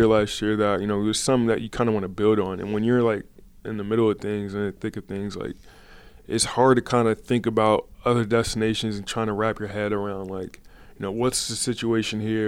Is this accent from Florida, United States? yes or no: no; Portland, Oregon, United States; also born or lived in Southern California; growing up in Portland